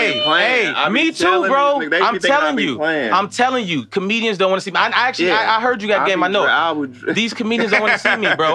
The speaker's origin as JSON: {"language": "English", "town": "Glenwood", "region": "Illinois", "country": "United States", "tie": "born or raised there", "also_born_or_lived": "Evanston, Illinois", "said": "I grew up half of my life in Evanston, then moved the other half to Glenwood."}